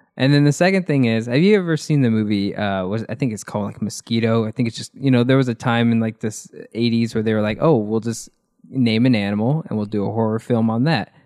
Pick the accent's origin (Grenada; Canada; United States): United States; I'm an American